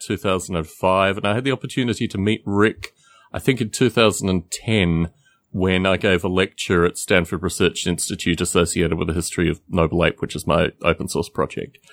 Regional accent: Australia; moved away; I'm from Australia originally. I go back periodically.

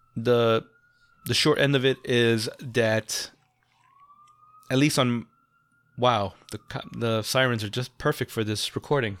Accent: New York, United States; And I'm a New Yorker. I'm not a tourist.

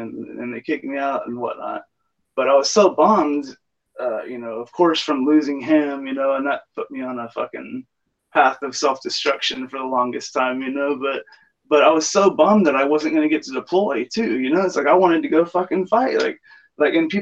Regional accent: South Texas, United States; I grew up here in Texas, you know, moved around South Texas a lot growing up

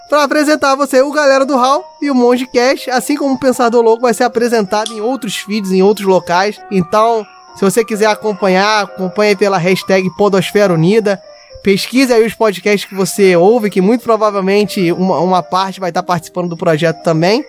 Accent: Rio de Janeiro, Brazil; nós também somos cariocas

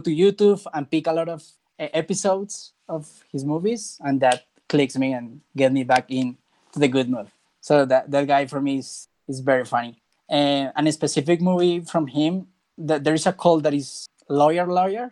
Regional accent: Bogota, Colombia; I am not from Medellin, I'm from Bogota

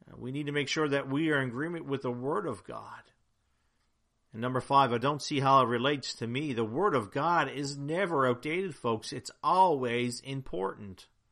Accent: Newfoundland and Labrador, Canada; I'm from Newfoundland, and in Newfoundland, we have a Jigs dinner

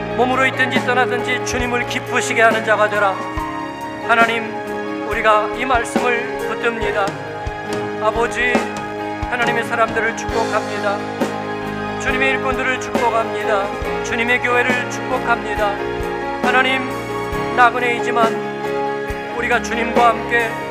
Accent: South Korea; moved away as an adult; also born or lived in Germany; now in Frankfurt, Germany; 내가 공부하고 한국에서 태어나고 어떻게 하다가 독일에 와서 살고 사역하고

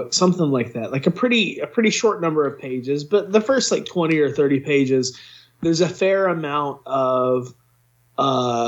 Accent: United States; we're all from the United States

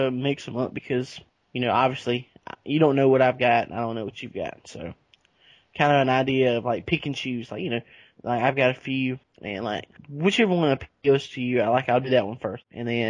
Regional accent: Calhoun Falls, South Carolina, United States; now in Augusta, United States; my hometown. There was a bank robbery in the town of Calhoun Falls

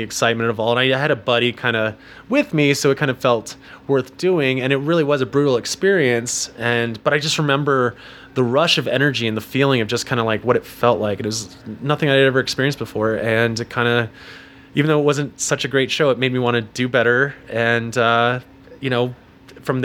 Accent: Denver, Colorado, United States; also born or lived in New York City; we moved to Denver because my mom, her parents moved out there

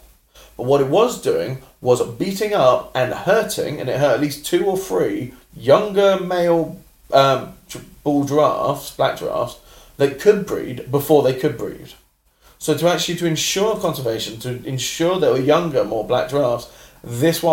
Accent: London, United Kingdom; as a Londoner

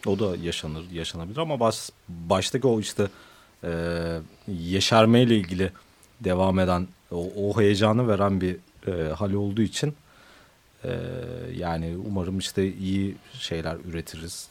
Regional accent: Ankara, Turkey; now in Istanbul, Turkey; bir Ankaralı olarak

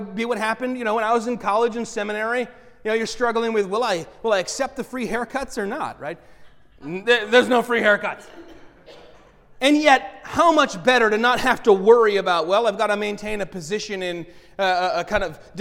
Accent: United States; we as American Christians

